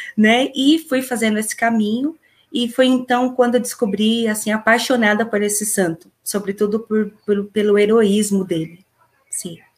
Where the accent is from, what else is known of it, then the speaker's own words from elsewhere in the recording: São Bernardo do Campo, São Paulo, Brazil; eu tenho 41 anos, sou de São Bernardo do Campo